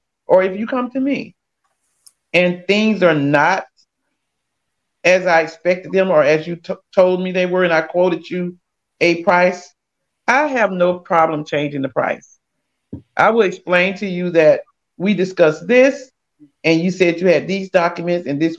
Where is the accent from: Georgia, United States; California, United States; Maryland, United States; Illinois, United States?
Georgia, United States; South; moved away; I'm originally from South Georgia